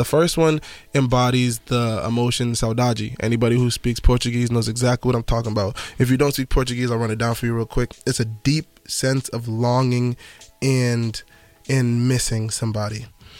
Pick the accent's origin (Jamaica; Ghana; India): Jamaica; Just being Jamaican and knowing the culture that I come from, knowing the weight that's on my shoulders, sometimes it makes me feel like Atlas.